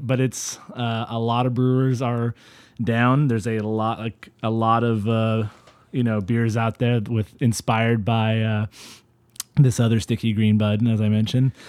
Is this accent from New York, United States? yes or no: no; Central Valley, California, United States; I'm from the Central Valley